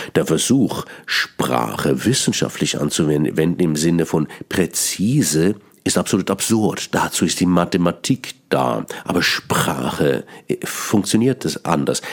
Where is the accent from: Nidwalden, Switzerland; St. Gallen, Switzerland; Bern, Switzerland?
Bern, Switzerland; accent: Bernese Swiss German; first language Swiss German; German is a second language; Ich bin gebürtiger Berner. Mein Hochdeutsch ist nicht meine Muttersprache